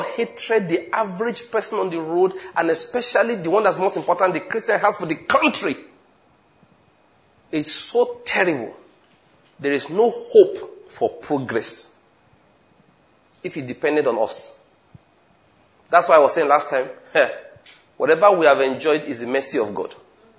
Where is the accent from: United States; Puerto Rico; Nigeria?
Nigeria; Asaba, Delta; the chairman of the panel asked me, where are you from? I told him I was from Asaba.